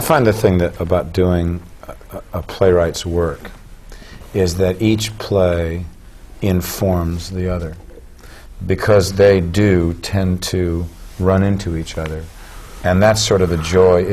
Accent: Southern California, United States; moved away; I grew up in Southern California when there was a lot of money in the arts in schools

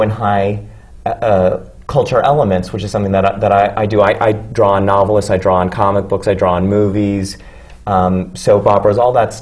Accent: Washington, District of Columbia, United States; I grew up in Washington, D.C., which has a terrific classical theater

